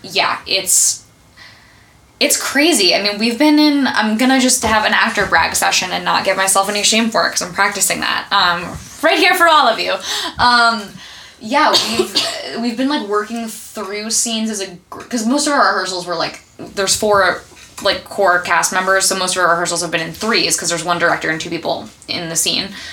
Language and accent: English; United States; I grew up right outside of New York